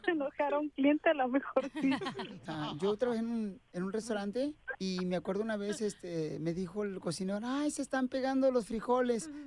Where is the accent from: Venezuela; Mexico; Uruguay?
Mexico; Mexico City; y soy de la Ciudad de México.